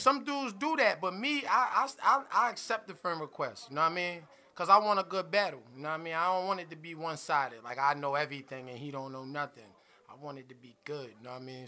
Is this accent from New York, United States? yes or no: yes; New York City, New York, United States; I'm from Brooklyn